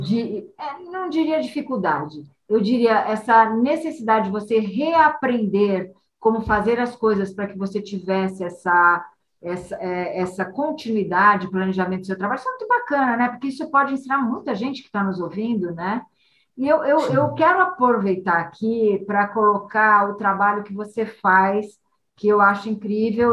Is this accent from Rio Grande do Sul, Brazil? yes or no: no; Santos, São Paulo, Brazil; moved away; passei minha, minha juventude em Santos